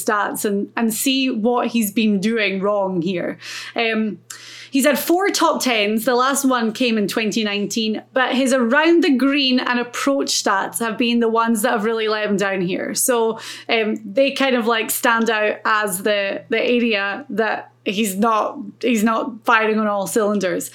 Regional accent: Ireland; As an Irish.

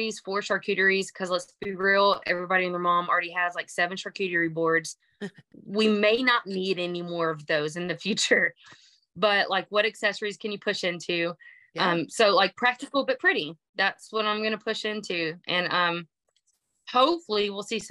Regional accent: Texas, United States; accent: twang; I'm from Texas. If you can't hear the banjo sound in my voice

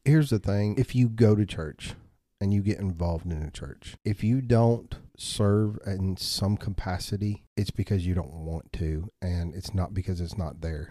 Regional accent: Bell Buckle, Tennessee, United States; I grew up out in Bell Buckle

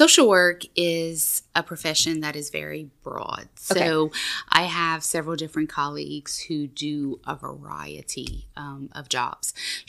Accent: Maurice, Louisiana, United States; now in Breaux Bridge, United States; I am originally from Maurice, Louisiana, which is a small town outside of Lafayette.

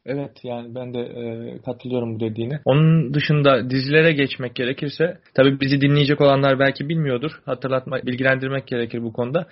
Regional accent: Turkey; moved away as an adult; now in Morocco; Biz Fas'ta yaşayan Türkler olarak

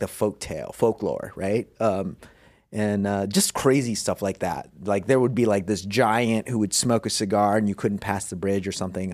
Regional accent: Philippines; moved away; I was born in the Philippines

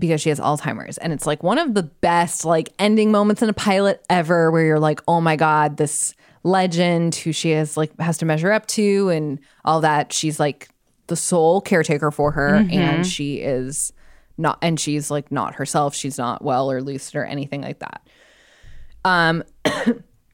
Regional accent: Tucson, Arizona, United States; moved away; growing up in Tucson

